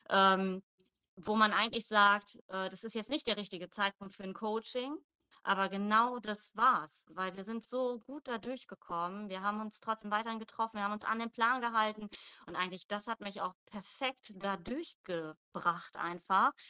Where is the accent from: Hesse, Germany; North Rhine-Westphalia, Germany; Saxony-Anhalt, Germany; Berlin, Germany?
North Rhine-Westphalia, Germany; Mönchengladbach; ich komme aus Mönchengladbach.